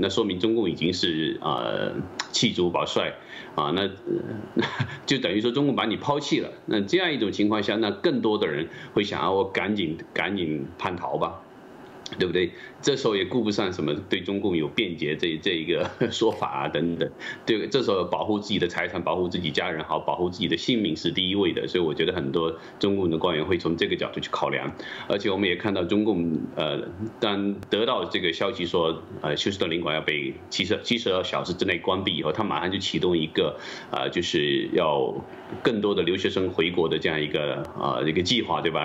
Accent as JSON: {"language": "Chinese", "country": "China", "said": "我们中国人民"}